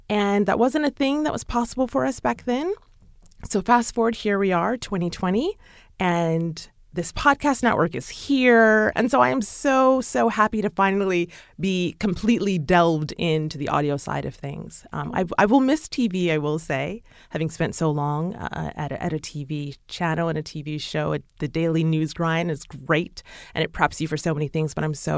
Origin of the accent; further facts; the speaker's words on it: Chicago, Illinois, United States; And I'm from Chicago, born and raised in Chicago.